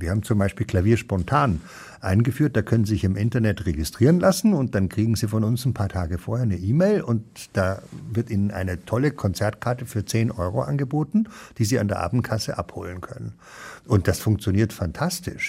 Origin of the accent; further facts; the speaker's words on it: Munich, Bavaria, Germany; moved away as an adult; also born or lived in Dießen am Ammersee / Cologne; now in Ruhr, Germany; Ich bin in München aufgewachsen